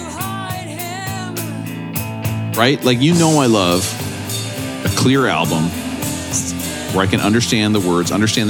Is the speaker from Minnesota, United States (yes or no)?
yes; near Cannon Falls, Minnesota, United States; moved away; also born or lived in New York; this album is recorded close to my hometown in Cannon Falls at Pachyderm Studio.